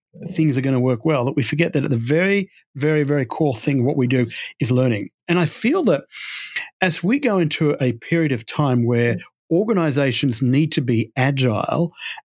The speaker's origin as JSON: {"language": "English", "region": "Texas", "country": "United States", "tie": "born or raised there", "also_born_or_lived": "London, United Kingdom", "said": "And as you can tell by my accent, I grew up in Texas. That was a wrong story. And I came to America in 2009. My wife's American, and we moved over here from London, where I was doing a lot of work."}